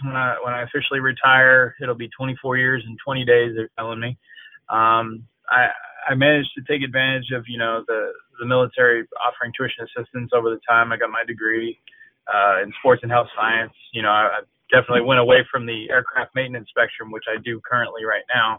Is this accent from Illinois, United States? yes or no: no; Allenstown, New Hampshire, United States; moved away as an adult; I grew up in Allenstown, New Hampshire.